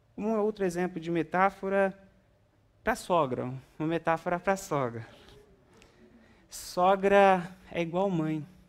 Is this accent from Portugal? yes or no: no; Brazil; now in United States; somos brasileiros